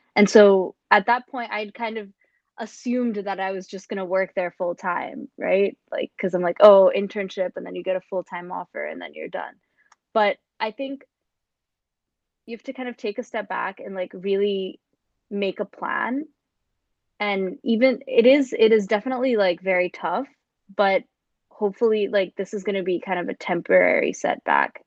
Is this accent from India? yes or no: yes; India; moved away as an adult; now in New York City, United States; I was coming from India